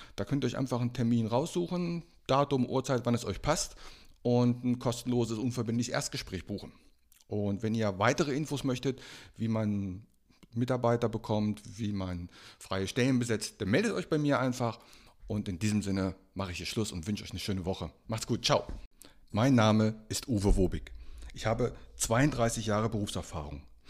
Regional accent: Einbeck, Lower Saxony, Germany; als ich aufgewachsen bin in meiner Heimatstadt in Einbeck, das liegt zwischen Göttingen und Hannover

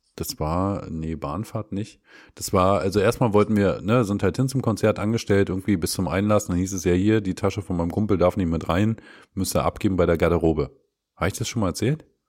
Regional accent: eastern Germany, East Germany, Germany; bei uns im Osten

